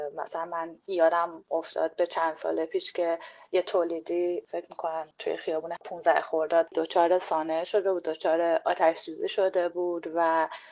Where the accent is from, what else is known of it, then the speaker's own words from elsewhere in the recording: Iran; ما ایرانی ها